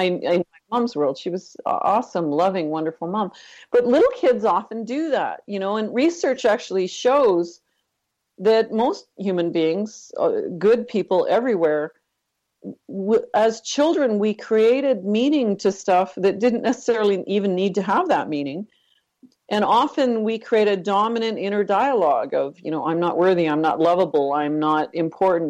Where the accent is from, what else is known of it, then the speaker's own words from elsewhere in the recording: Northern Ontario, Canada; I actually grew up in Northern Canada, Northern Ontario